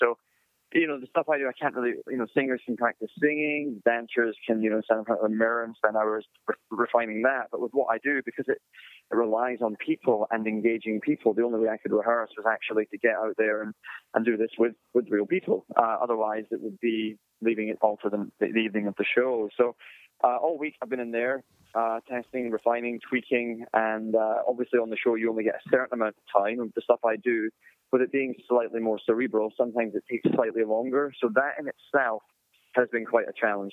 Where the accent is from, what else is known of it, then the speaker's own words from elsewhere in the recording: United Kingdom; being a Brit myself